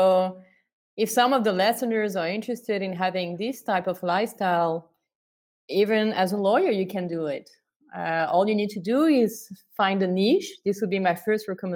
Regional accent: France; moved away as an adult; also born or lived in Canada; I come from France. I was born in France, and I've been living in Canada for the past 10 years

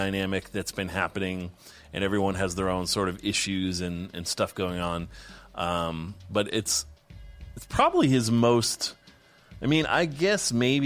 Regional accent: East Coast, United States; I grew up on the East Coast

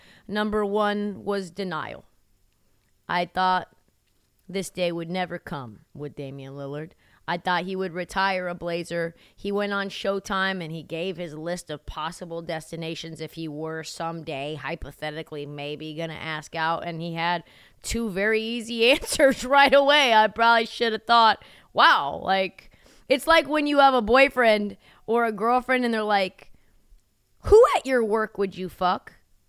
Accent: Portland, Oregon, United States; also born or lived in Humboldt County, California; They know that I'm not only from Portland, shout out to my roots, Benson High School, Harriet Tubman Middle School, Applegate Elementary, those are my stripes

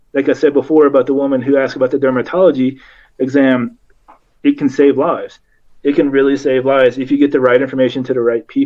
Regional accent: Kentucky, United States; I grew up in Kentucky in a vet hospital.

